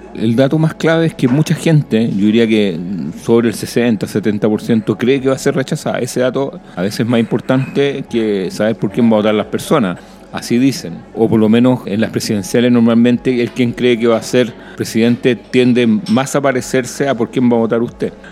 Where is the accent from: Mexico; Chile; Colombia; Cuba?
Chile